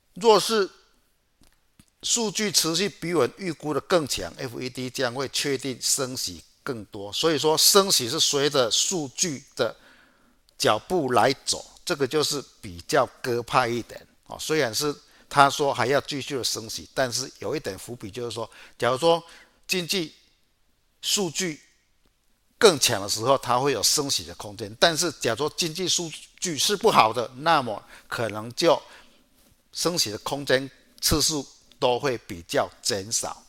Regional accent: Chiayi, Taiwan; 我是嘉义的

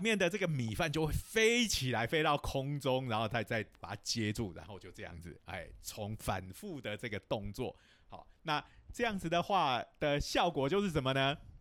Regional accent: Taiwan; 我们台湾人有时候是讲锅气

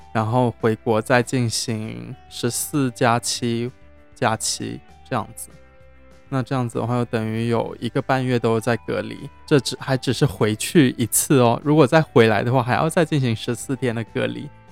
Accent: Zhejiang, China; now in Cambodia; 我是浙江的

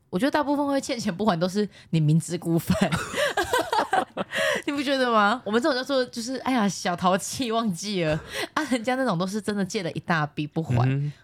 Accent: Taiwan; accent: Taiwanese Mandarin; 我最近台湾国语很严重啦

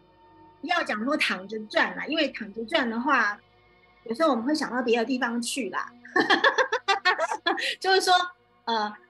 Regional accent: China; 我们哈，我们中国人很讲究风水，对不对？

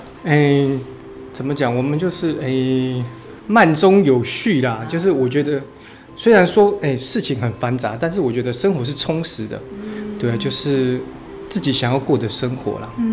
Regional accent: Taipei, Taiwan; moved away as an adult; now in Fenglin, Taiwan; 后来在台北长大了

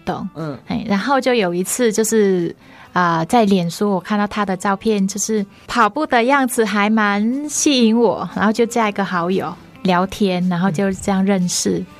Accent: Hanoi, Vietnam; Chinese is a second language; moved away as an adult; also born or lived in Kaohsiung, Taiwan; now in Taiwan; 我来自越南的河内，啊，算是越南的北部

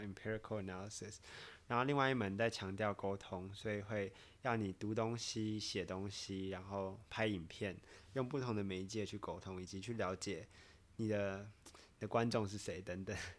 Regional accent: Taiwan; moved away as an adult; 毕竟我是在台湾长大嘛

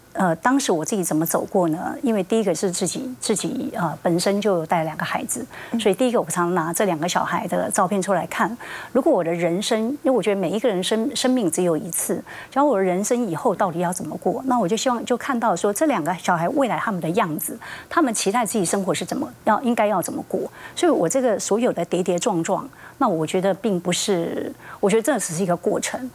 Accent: Taiwan; 我就是从台湾来的一个小城里面的姑娘

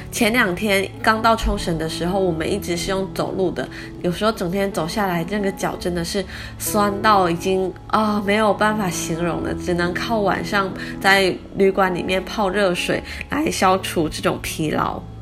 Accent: Taiwan; 他就猜到我们是台湾来的

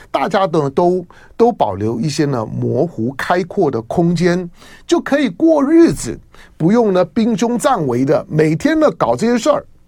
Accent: Taiwan; 我在台湾呢，我爱台湾，我在这地方土生土长啊，一草一，一木，一人一物啊

